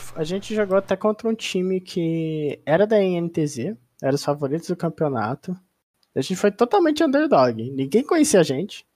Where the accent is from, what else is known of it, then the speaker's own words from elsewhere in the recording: Ribeirão Preto, São Paulo, Brazil; sou do interior de São Paulo, Ribeirão Preto, terra do Colorado